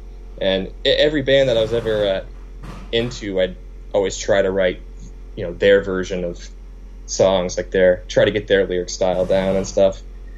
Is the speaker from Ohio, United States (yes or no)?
yes; Chillicothe, Ohio, United States; This is in Ohio, so I grew up in Ohio.